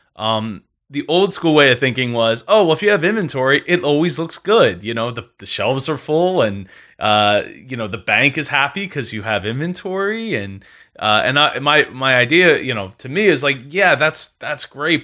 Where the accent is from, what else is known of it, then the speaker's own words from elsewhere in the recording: New Jersey, United States; I grew up in the house I live